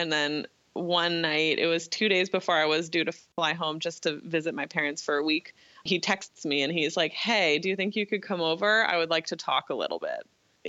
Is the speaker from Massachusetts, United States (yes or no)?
yes; Newton, Massachusetts, United States; moved away as an adult; also born or lived in Brunswick, Maine / Paris, France / Denmark; I grew up in Newton, Massachusetts.